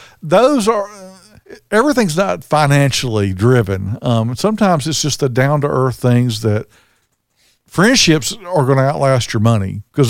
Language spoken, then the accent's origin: English; Birmingham, Alabama, United States; And that was kind of crazy because we were on a tour and everybody asked, where are you from? We said Birmingham.